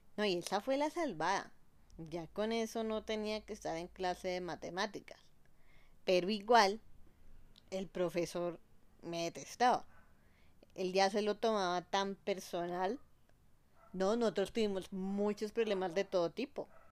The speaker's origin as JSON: {"language": "Spanish", "country": "Colombia", "also_born_or_lived": "United States", "said": "cuando estoy aquí, en mi país, en Colombia"}